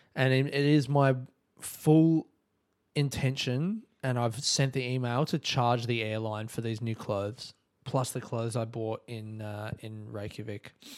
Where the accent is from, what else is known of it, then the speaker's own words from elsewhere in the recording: Australia; I'm Australian